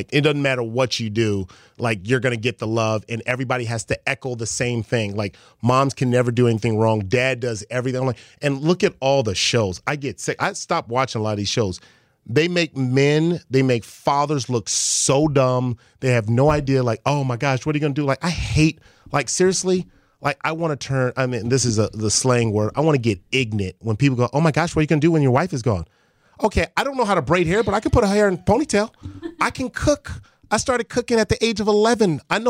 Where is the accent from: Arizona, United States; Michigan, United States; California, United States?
California, United States; Los Angeles; I'm from Crenshaw. I'm from L.A.